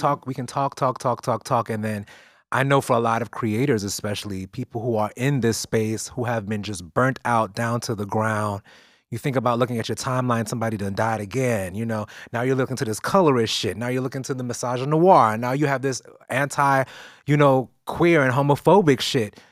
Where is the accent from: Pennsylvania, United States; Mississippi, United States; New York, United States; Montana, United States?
New York, United States; New York City; I grew up in East New York